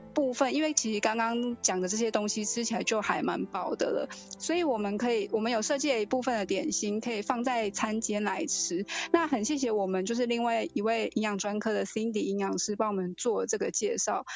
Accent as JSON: {"language": "Chinese", "country": "Taiwan", "said": "这其实也都是我们台湾人还蛮常吃到的东西。"}